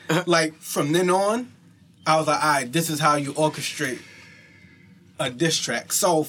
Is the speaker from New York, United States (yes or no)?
yes; Central Islip, New York, United States; I'm from Central Islip.